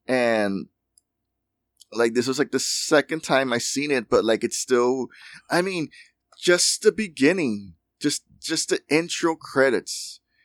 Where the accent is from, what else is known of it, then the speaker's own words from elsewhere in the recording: United States; we're American